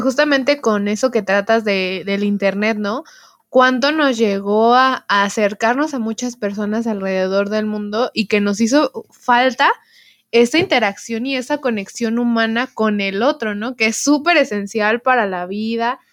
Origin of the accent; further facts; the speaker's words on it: Mexico; no solo nosotros como mexicanos lo estamos viviendo